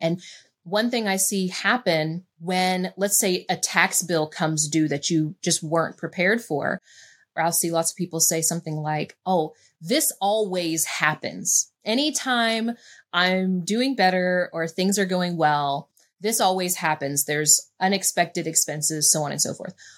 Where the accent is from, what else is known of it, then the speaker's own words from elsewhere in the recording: West Virginia, United States; I made being from West Virginia mean that I was poor, that I wasn't intelligent enough to figure things out, that I, you know, was just a small town girl